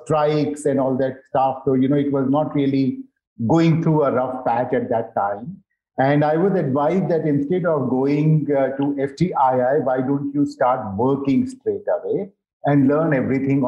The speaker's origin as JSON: {"language": "English", "region": "Delhi", "country": "India", "tie": "born or raised there", "said": "I have been born and brought up in Delhi."}